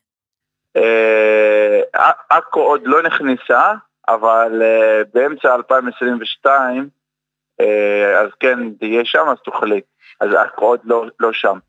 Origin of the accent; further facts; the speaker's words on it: Umm al-Fahm, Haifa District, Israel; moved away as an adult; אני במקור מאום אל-פחם